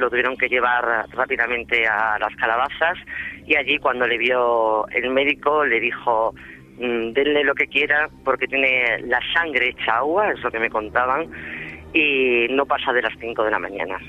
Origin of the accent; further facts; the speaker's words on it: Extremadura, Spain; yo soy extremeña, eh, adoro mi tierra